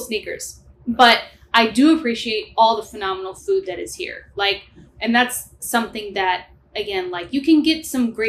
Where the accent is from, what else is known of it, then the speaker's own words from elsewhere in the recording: St. Louis, Missouri, United States; moved away as an adult; now in New York, United States; So I was born and raised in St. Louis, Missouri. That's why I'm so hospitable.